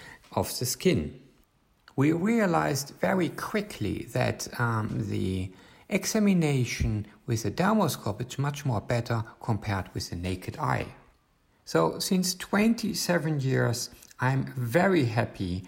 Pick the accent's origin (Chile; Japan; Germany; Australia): Germany; from Germany